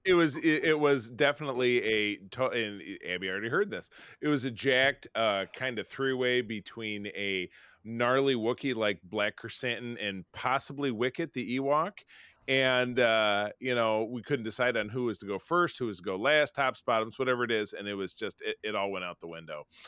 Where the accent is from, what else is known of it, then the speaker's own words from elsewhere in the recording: Detroit, Michigan, United States; I'm from Detroit